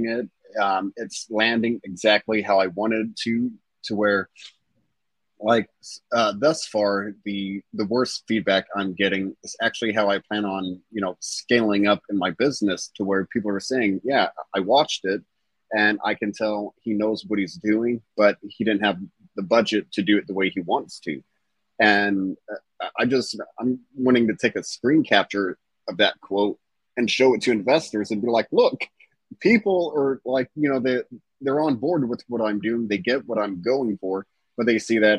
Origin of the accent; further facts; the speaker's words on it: Southern Indiana, United States; I'm from Southern Indiana.